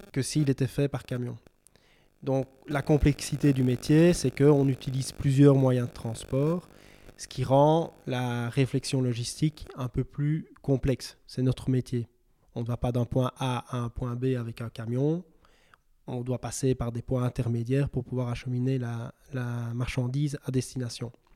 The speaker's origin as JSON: {"language": "French", "country": "Belgium", "tie": "born or raised there", "also_born_or_lived": "Louvain-la-Neuve", "moved": "as an adult", "said": "je suis originaire euh, du village des Aouirs, le même que, que, Philippe"}